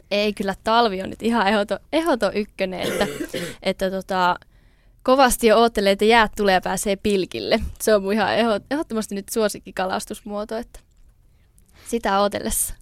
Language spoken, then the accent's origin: Finnish; Tikkakoski, Central Finland, Finland; also born or lived in Jyväskylä / Lievestuore; now in Niemisjärvi, Finland; mä oon alun perin siis Tikkakoskelta kotoisin